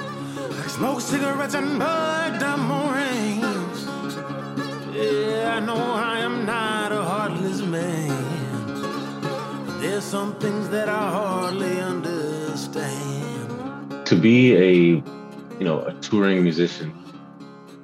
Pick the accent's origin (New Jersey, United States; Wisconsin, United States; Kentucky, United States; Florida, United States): Wisconsin, United States; Milwaukee; moved away as an adult; now in Austin, United States; I'm from Milwaukee. I spent pretty much my whole life there.